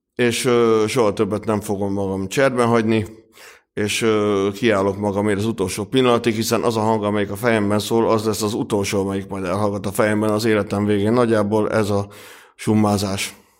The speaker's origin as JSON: {"language": "Hungarian", "country": "Hungary", "accent": "thick Hungarian", "said": "a vaskos magyar akcentusom"}